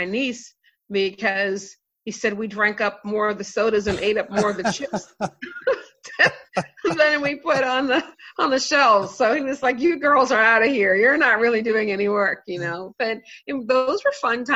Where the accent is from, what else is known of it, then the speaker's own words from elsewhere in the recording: Maryland, United States; growing up in Maryland and in the USA